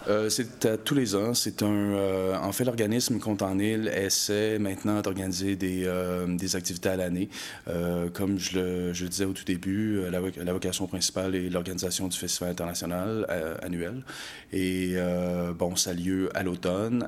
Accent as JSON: {"language": "French", "town": "Montreal", "region": "Quebec", "country": "Canada", "moved": "yes", "lives_now": "Magdalen Islands, Canada", "said": "je viens de Montréal. J'habite aux îles maintenant"}